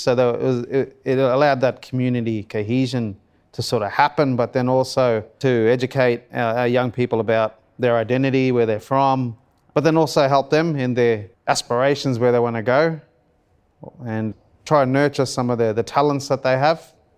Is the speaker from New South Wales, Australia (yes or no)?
no; Cairns, Queensland, Australia; After high school, I moved away from Cairns